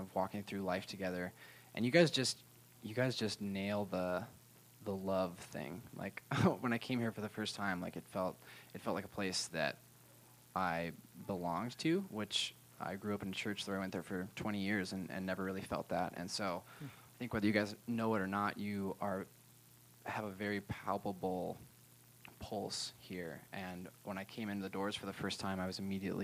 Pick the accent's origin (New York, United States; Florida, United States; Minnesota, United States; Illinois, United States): Minnesota, United States; also born or lived in Southern California; Well, I grew up here in Minnesota. I was actually born in Southern California, and my dad moved our family here to start a church